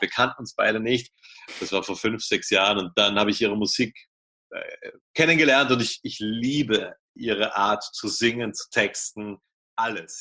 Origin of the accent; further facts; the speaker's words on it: Vienna, Austria; ich komme aus Wien